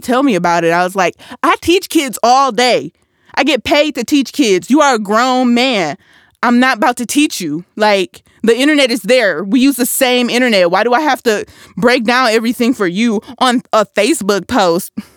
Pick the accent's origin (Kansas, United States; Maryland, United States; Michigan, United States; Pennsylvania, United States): Michigan, United States; Flint; I'm from Flint 'cause I'm sure not from Michigan.